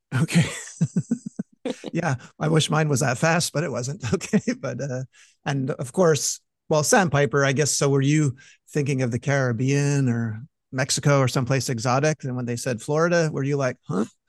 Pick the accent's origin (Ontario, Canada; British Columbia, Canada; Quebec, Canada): Quebec, Canada; Montreal; I'm from Montreal